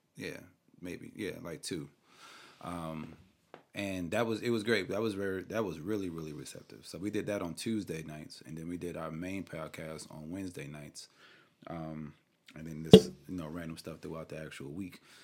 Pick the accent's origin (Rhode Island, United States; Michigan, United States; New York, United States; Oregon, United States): New York, United States; I'm from New York